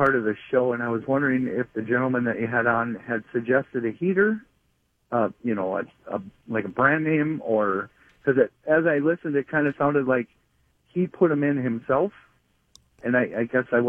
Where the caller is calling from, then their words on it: Le Center, Minnesota, United States; I'm calling from Lee Center, Minnesota.